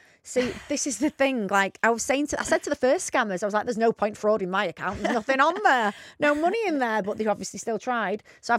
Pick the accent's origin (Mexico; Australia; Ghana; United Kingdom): United Kingdom; Bacup, North West England; I'm not even from Rochdale. I'm from near there, but anyway.